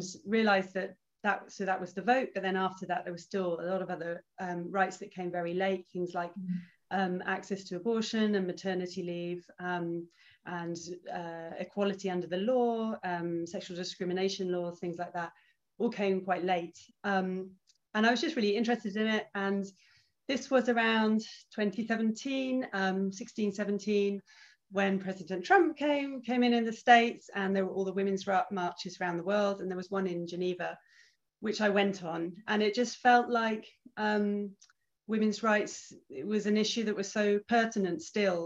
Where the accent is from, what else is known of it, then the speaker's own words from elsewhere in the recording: United Kingdom; moved away as an adult; now in Switzerland; I was brought up in Britain, but my mum's Canadian and my dad's British.